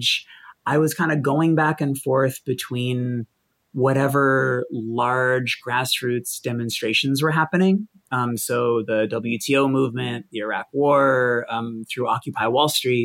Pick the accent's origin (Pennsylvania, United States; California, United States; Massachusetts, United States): Massachusetts, United States; Boston; I grew up in Boston, with like a single alcoholic mom